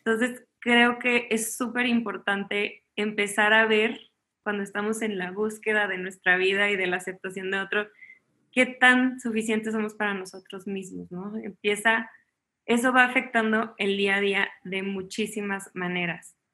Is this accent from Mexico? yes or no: yes; Chihuahua, Mexico; also born or lived in Miami / Los Angeles; now in Mexico City, Mexico; soy de Chihuahua, Chihuahua originalmente eh, y ahorita vivo en la Ciudad de México, pero la verdad es que me ha tocado vivir en muchísimos lados.